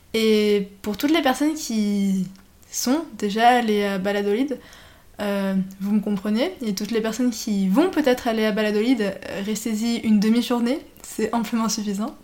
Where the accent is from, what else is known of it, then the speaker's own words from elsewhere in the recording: France; je suis française